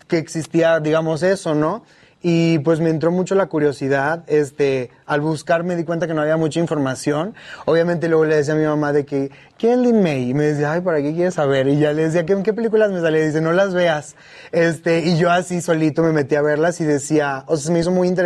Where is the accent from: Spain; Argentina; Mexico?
Mexico; Monterrey, Nuevo León; also born or lived in Veracruz; yo, yo soy de Monterrey, pero nací en Veracruz. Y, en Vera, y mi familia toda es de Veracruz